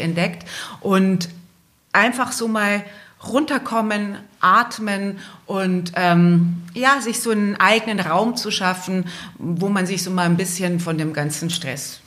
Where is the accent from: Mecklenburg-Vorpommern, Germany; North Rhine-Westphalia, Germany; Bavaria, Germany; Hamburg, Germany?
Bavaria, Germany; Altötting; in Altötting, in meiner Geburtsstadt.